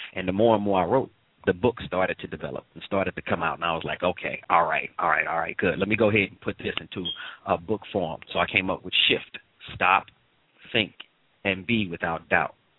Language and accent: English; St. Louis, Missouri, United States; moved away; St. Louis originally, St. Louis, Missouri.